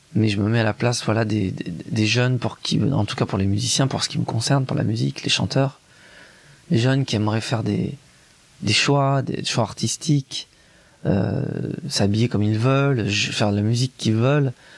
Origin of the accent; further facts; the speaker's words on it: Grenoble, Auvergne-Rhône-Alpes, France; c'est un, milieu provincial, il est de Lyon, moi je suis de Grenoble